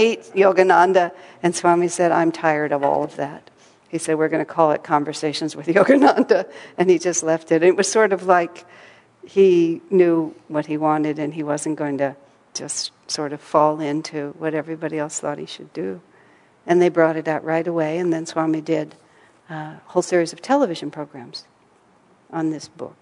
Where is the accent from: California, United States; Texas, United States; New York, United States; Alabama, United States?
Texas, United States; I grew up in Texas